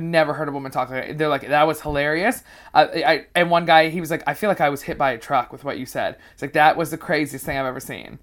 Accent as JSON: {"language": "English", "town": "Vancouver", "region": "British Columbia", "country": "Canada", "tie": "born or raised there", "also_born_or_lived": "Toronto", "moved": "as an adult", "lives_now": "United Kingdom", "said": "I'm a Canadian comedian. I moved to the U K in March of this year"}